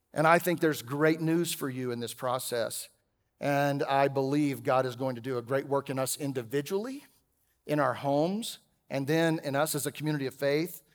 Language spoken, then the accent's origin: English; Texas, United States; I'm a Texan raised by a couple of teenagers